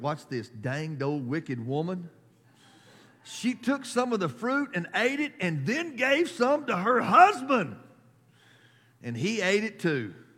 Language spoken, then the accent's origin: English; United States; as American, as a nation